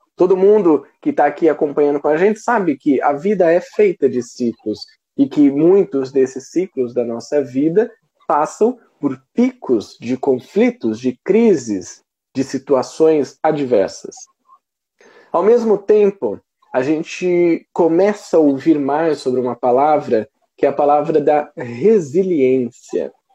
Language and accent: Portuguese; Brazil; nós, como brasileiros